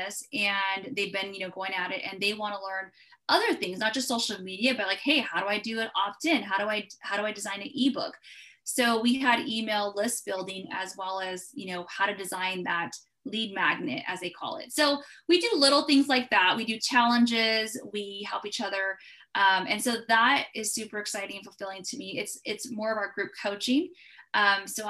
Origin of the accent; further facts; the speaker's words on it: California, United States; I'm from California.